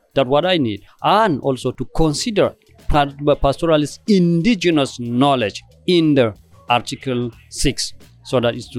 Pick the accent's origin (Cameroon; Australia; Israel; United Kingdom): Cameroon; from Cameroon.